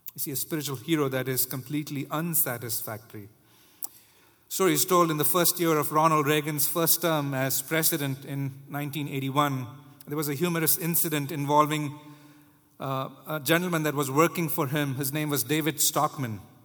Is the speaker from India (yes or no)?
yes; India; now in United States; I was growing up in India